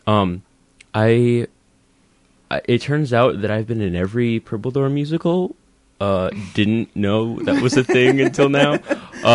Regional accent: Northfield, Minnesota, United States; growing up in Northfield

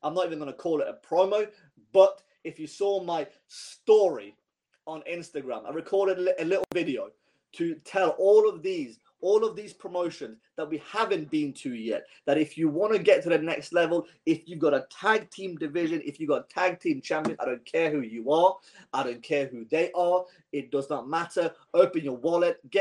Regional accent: Iran; I'm from Iran

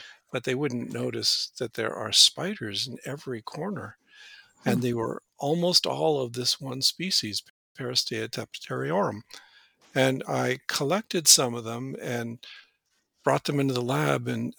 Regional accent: Washington, United States; Yeah, I grew up in Western Washington State, south of Seattle. I come from a working class family.

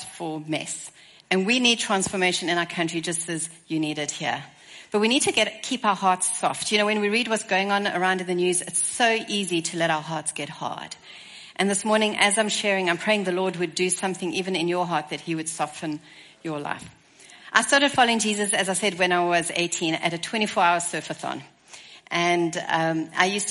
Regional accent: Stellenbosch, Western Cape, South Africa; So I come from Stellenbosch, South Africa. As you can hear, my accent is a little different.

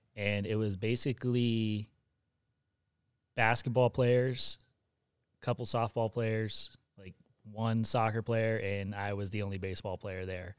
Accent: Riverside, California, United States; also born or lived in Hawaii; I grew up in Riverside.

